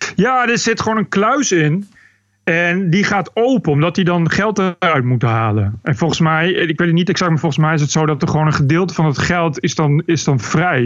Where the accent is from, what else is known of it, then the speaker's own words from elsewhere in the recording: Bennekom, Gelderland, Netherlands; also born or lived in Amsterdam; now in Canary Islands, Spain; ik kom uit Bennekom van de Veluwe